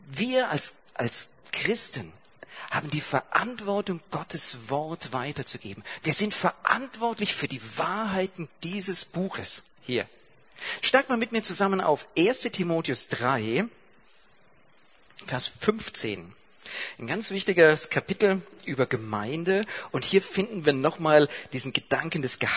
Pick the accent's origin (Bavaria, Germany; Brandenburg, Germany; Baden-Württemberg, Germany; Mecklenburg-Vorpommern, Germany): Baden-Württemberg, Germany; Ja, ich komme aus Baden-Württemberg und ihr habt diese Lehrplandiskussion mitgekriegt.